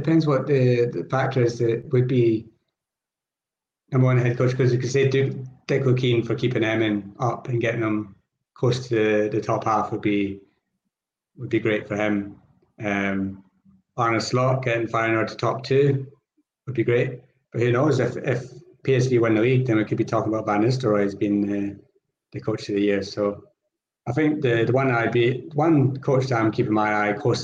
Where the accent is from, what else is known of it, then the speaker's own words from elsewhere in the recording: Scotland, United Kingdom; I am Scottish